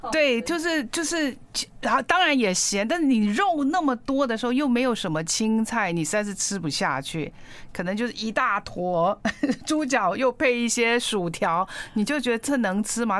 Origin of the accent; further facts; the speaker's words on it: Pingtung County, Taiwan; 我在这屏东的乡下，人家就称我为那个，那个阿多啊阿，阿多啊，洋娃娃